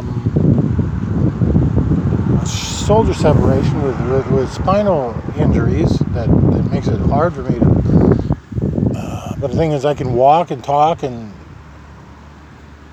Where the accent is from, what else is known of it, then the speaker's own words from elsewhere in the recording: Nebraska, United States; This is my home state.